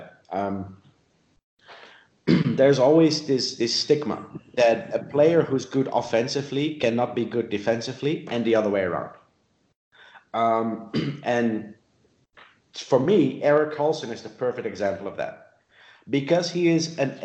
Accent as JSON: {"language": "English", "country": "Netherlands", "tie": "born or raised there", "also_born_or_lived": "South Africa", "moved": "yes", "said": "I grew up in the Netherlands. I lived in South Africa."}